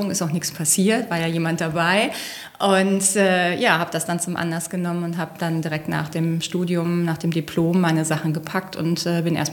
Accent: North Rhine-Westphalia, Germany; ich komme ja ursprünglich eigentlich aus dem Rheinland, aber die Grenze zu Westfalen ist nur 150 Meter vom Haus weg.

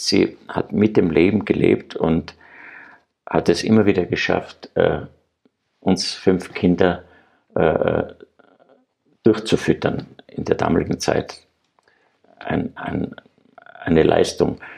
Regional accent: Graz, Styria, Austria; ich bin ja Grazer, ich war ein Stadtkind

